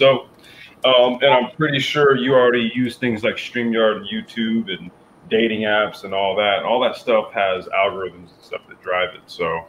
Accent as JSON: {"language": "English", "region": "California", "country": "United States", "tie": "born or raised there", "said": "yeah, I grew up in Central Cal for a short time, so I became a 49ers fan when I was a kid"}